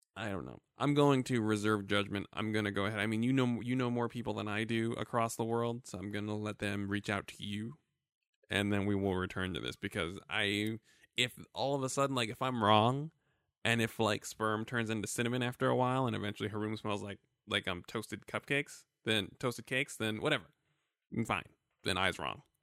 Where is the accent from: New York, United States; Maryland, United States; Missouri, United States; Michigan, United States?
New York, United States; I am an, a black American male. I am thirty-four years old. I was born in New York, Brooklyn, New York.